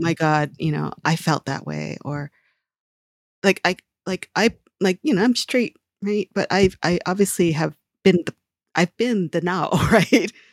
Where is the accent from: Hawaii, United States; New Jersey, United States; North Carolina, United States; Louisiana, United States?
Hawaii, United States; I grew up in Hawaii